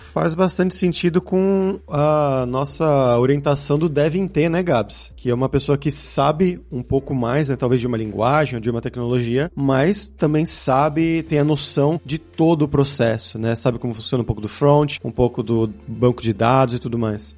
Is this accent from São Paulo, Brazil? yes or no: yes; Santo André, São Paulo, Brazil; ali em Santo André, onde eu cresci